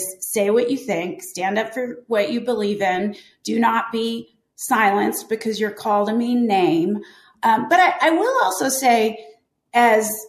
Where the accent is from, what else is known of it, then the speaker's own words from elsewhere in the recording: Pennsylvania, United States; Pennsylvania, which is my home state